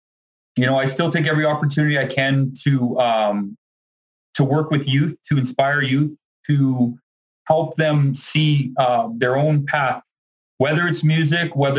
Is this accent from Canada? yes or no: yes; Dauphin, Manitoba, Canada; I grew up around the Dauphin, Manitoba area